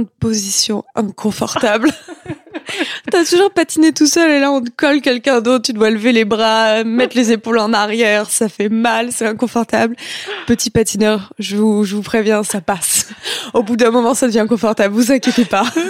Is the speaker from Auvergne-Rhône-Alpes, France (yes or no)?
yes; Clermont-Ferrand, Auvergne-Rhône-Alpes, France; moved away as an adult; also born or lived in Lyon; now in Montreal, Canada; j'ai grandi en France et, et euh, j'ai grandi avec la culture française